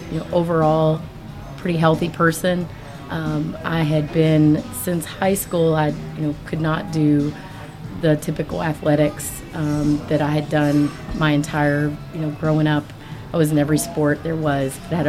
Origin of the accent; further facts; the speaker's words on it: Kentucky, United States; Originally Southwest Kentucky.